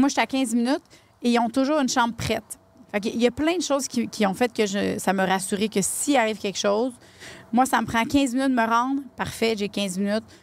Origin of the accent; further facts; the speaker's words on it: Lavaltrie, Quebec, Canada; c'est ma ville natale